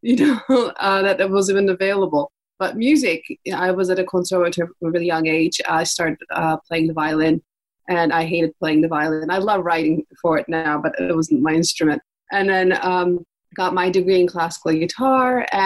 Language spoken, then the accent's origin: English; Istanbul, Turkey; I grew up in Istanbul in the 80s.